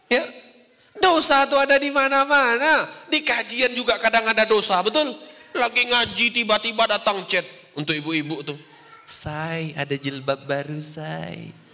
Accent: Riau, Indonesia; Saya dulu waktu di Riau, karena saya orang Riau tidak tidak ngerti bahasa Jawa.

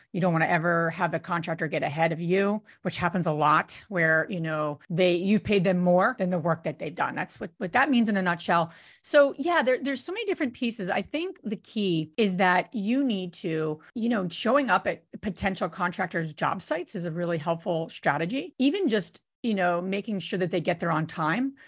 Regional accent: New Jersey, United States; I'm from Jersey

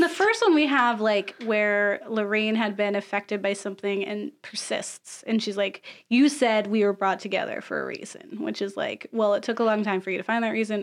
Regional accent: Florida, United States; I'm from Florida

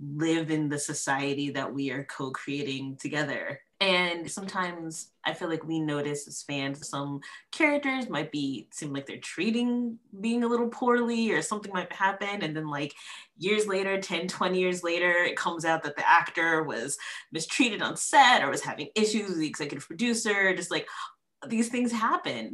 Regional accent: Columbia, Maryland, United States; also born or lived in New York City, New York; I was born in New York City, you know, so that's a very diverse area. And I was actually also raised in Columbia, Maryland

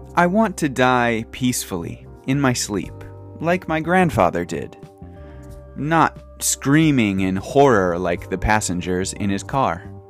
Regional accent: United States; now in Japan; my home country, the United States

